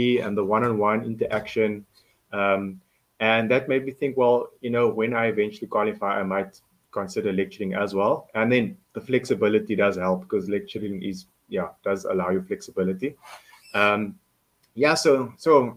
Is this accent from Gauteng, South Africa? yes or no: no; Cape Town, Western Cape, South Africa; I'm a Cape Townian, born and bred in Belhar